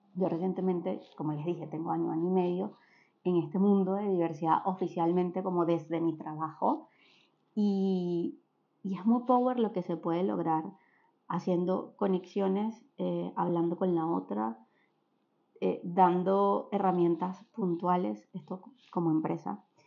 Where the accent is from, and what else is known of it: Venezuela; born or raised there; moved away